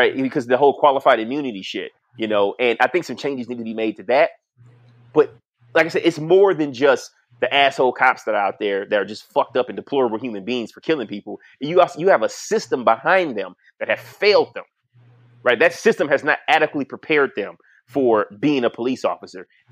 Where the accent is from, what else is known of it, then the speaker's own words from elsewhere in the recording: Detroit, Michigan, United States; when I grew up in Detroit, like, yeah, motherfucker, I was from the hood